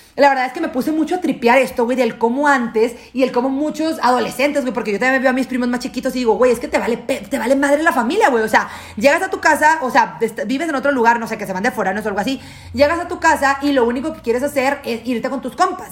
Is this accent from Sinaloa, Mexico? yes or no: yes; Guasave, Sinaloa, Mexico; also born or lived in United States; now in Mexico City, Mexico; yo, yo me mudé de Guasave, me salí de Guasave en el 2010, mi familia y yo, toda mi familia nuclear, mamá, papá y hermanos, nos fuimos, a vivir a Estados Unidos en el 2010